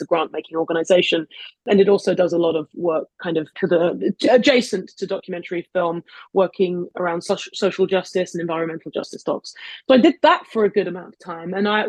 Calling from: Brooklyn, New York, United States; So I'm, despite what my accent would tell you, I'm in New York. I'm calling in from Brooklyn.

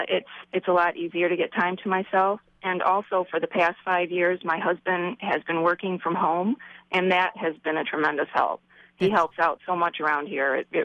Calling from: Royal Oak, Michigan, United States; Royal Oak, Michigan.

